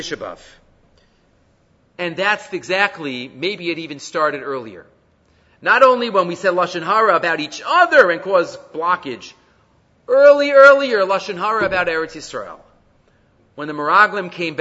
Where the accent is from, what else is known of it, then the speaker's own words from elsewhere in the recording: New York City, New York, United States; I grew up in Far Rockaway